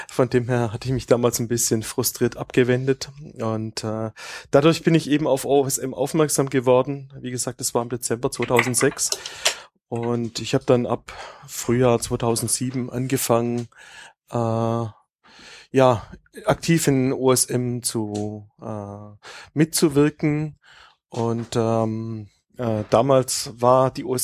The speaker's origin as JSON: {"language": "German", "region": "Baden-Württemberg", "country": "Germany", "said": "ich komme aus äh, ursprünglich aus dem Großraum Stuttgart."}